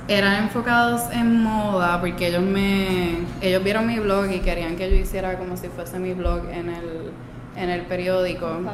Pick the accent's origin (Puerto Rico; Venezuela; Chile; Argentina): Puerto Rico; Aguadilla; also born or lived in Peru; yo soy de Aguadilla, yo crecí en Aguadilla, eh, yo nací en Perú